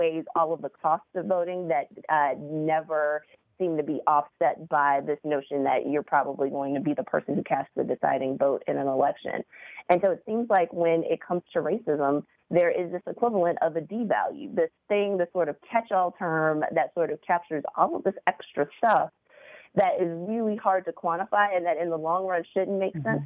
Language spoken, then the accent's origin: English; Virginia, United States; I'm from Virginia